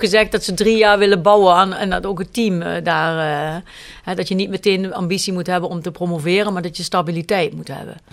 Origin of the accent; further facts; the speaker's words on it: Kerkrade, Limburg, Netherlands; moved away as an adult; also born or lived in Zaltbommel / Beesel-Reuver; mijn man en ik zijn allebei van kerkraden, maar we spreken geen dialect met elkaar.